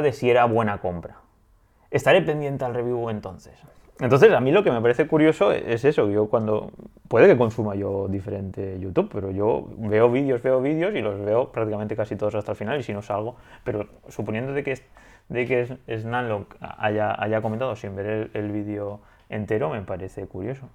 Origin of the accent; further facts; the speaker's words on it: Spain; Tala Vieja, a mi pueblo